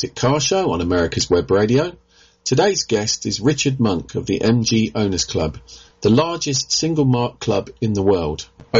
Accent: Reading, South East England, United Kingdom; I'm from Reading and I live in Reading

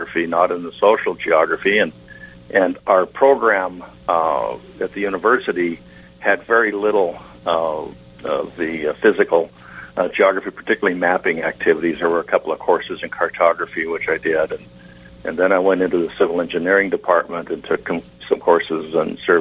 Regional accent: the deserts of California, United States; accent: Westerner; moved away; I grew up in the deserts of California

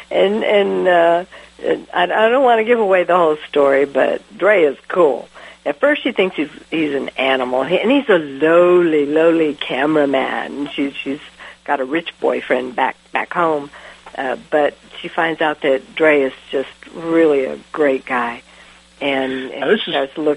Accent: United States; all of a sudden I realized I'm so American.

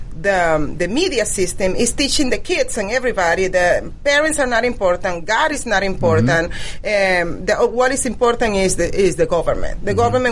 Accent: Venezuela; English is a second language; moved away as an adult; now in United States; I was born in Venezuela. I grew up in Venezuela. I experienced the socialism system in Venezuela

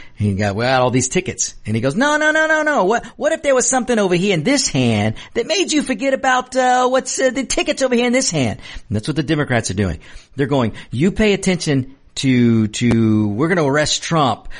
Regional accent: United States; I'm a hardworking American of Mexican descent

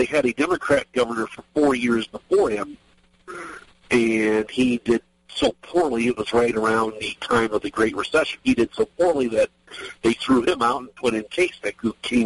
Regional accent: Ohio, United States; moved away as an adult; now in Maryland, United States; I actually am from Ohio originally. I moved down here in 2004 to Maryland, but I'm from Ohio originally

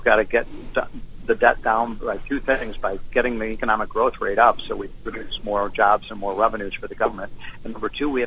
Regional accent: Chicago, Illinois, United States; I'm from Chicago.

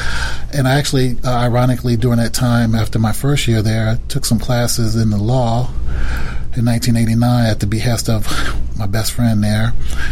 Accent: Detroit, Michigan, United States; moved away as an adult; also born or lived in Chicago; I was born in Detroit in the early 60s

